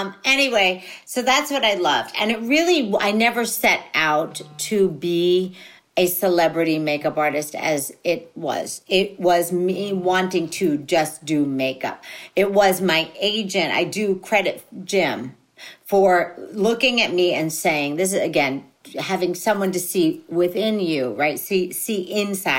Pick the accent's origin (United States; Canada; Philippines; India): Philippines; being a Filipino